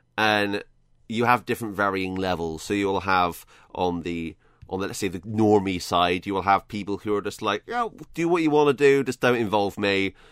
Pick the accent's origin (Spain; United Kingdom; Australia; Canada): United Kingdom; I'm British.